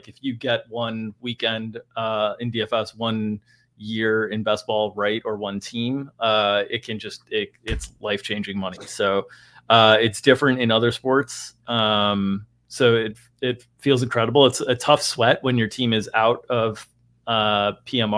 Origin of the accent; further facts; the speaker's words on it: South Florida, United States; I grew up in South Florida